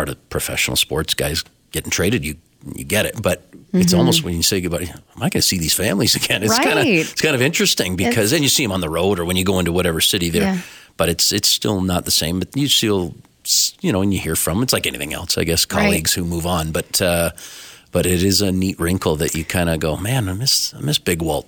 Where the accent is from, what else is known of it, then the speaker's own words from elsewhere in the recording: Owen Sound, Ontario, Canada; now in Calgary, Canada; I have some friends who I grew up with back in Ontario